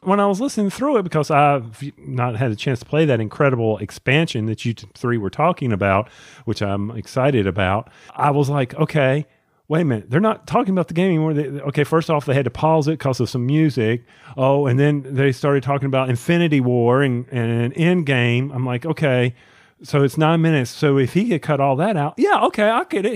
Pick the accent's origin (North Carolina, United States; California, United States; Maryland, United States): North Carolina, United States; Charlotte; I grew up in Charlotte